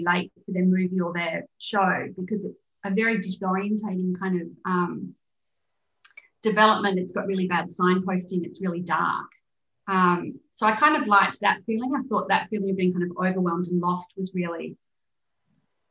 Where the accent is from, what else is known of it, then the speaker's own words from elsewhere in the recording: Perth, Western Australia, Australia; moved away as an adult; also born or lived in London, United Kingdom; I grew up in Perth when there was a serial killer on the loose for years